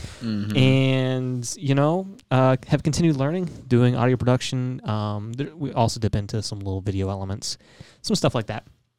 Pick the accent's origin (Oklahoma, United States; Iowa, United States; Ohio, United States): Oklahoma, United States; moved away as an adult; now in Tennessee, United States; So I'm originally from Oklahoma. I'm enrolled in Chicksaw Nation. Grew up doing a lot of events, a lot of just being involved with the language, the culture, sports, everything like that. Eventually, I moved out here to Tennessee